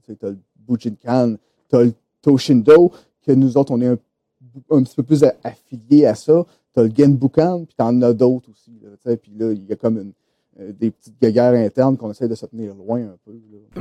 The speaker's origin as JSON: {"language": "French", "town": "Quebec City", "region": "Quebec", "country": "Canada", "tie": "born or raised there", "also_born_or_lived": "Saint-Hyacinthe", "said": "je suis originaire de Québec"}